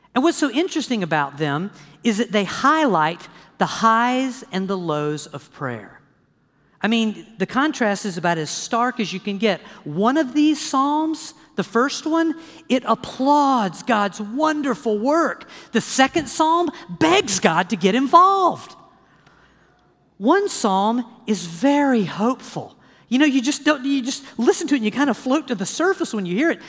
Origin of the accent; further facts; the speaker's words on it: the South, United States; I grew up in the South